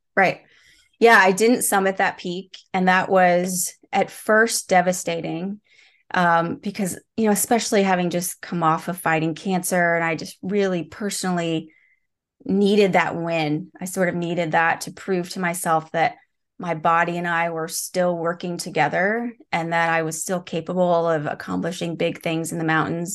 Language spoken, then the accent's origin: English; Midwest, United States; moved away as an adult; now in Seattle, United States; I moved from the Midwest where I grew up to Seattle, which is where I live today